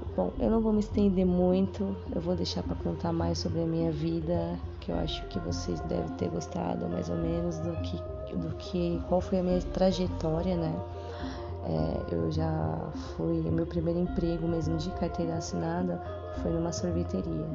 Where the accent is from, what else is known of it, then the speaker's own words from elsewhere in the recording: São Paulo, Brazil; eu sou aqui de São Paulo, moro na Zona Sul.